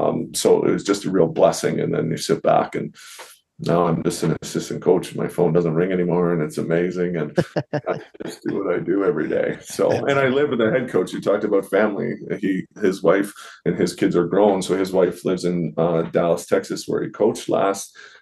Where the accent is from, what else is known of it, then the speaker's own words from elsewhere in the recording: Ontario, Canada; So I worked a lot of jobs. I worked back home in Ontario for an ex-hock